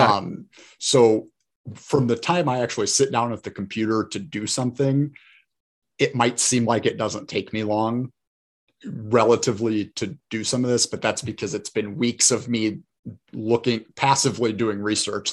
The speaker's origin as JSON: {"language": "English", "town": "Fort Wayne", "region": "Indiana", "country": "United States", "tie": "born or raised there", "said": "growing up in Fort Wayne my whole life"}